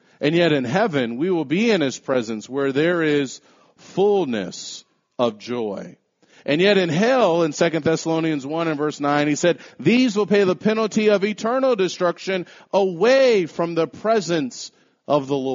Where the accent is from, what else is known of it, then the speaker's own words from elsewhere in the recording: United States; We're Americans